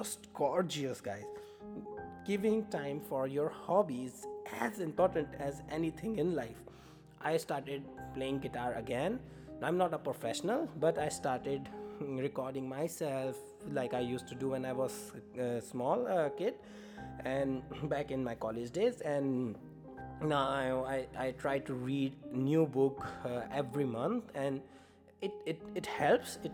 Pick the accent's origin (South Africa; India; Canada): India; English is a second language; moved away as an adult; now in Norway; I moved to Norway from India